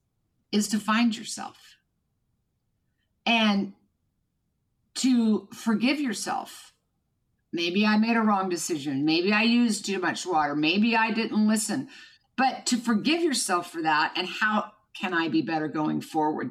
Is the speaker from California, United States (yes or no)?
no; Kansas, United States; was born and raised in Kansas.